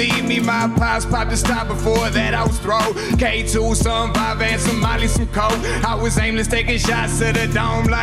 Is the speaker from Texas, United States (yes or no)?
yes; Port Arthur, Texas, United States; I'm from Port Arthur, Texas